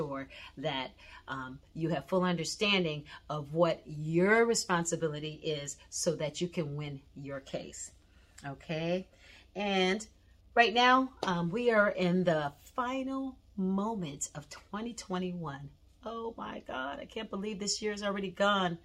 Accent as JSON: {"language": "English", "region": "East Coast", "country": "United States", "moved": "yes", "lives_now": "Southern California, United States", "said": "I'm originally from the East Coast"}